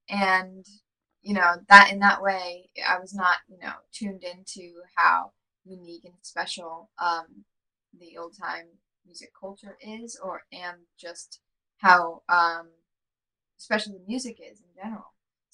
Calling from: Brooklyn, New York, United States; Hey, I'm calling in from Brooklyn, New York, over here in Crown Heights, Brooklyn, yeah.

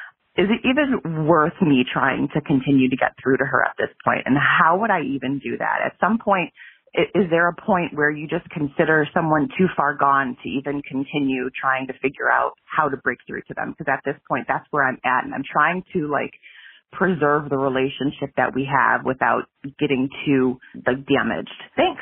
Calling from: Ohio, United States; I'm calling from Ohio.

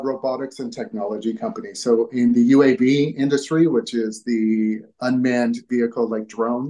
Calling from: Vancouver, British Columbia, Canada; Vancouver, Canada.

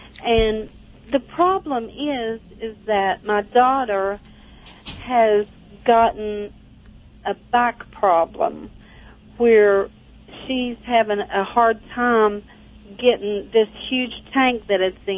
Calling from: Charleston, West Virginia, United States; I'm from West Virginia.

